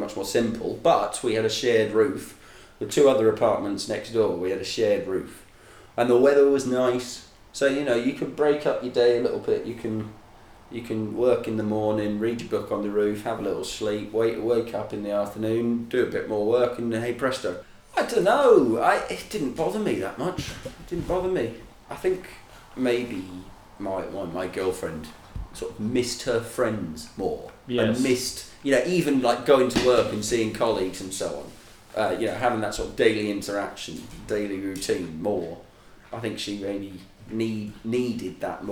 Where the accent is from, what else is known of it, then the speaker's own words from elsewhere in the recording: Edinburgh, Scotland, United Kingdom; also born or lived in Hastings, East Sussex, England; now in Shanghai, China; So we moved up to Scotland just before my 8th birthday. And then I spent my entire childhood in or near Edinburgh in Scotland.